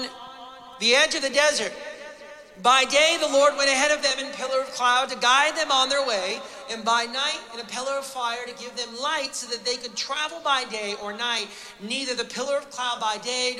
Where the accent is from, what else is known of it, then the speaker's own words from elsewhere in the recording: United States; now in Canada; I'm an American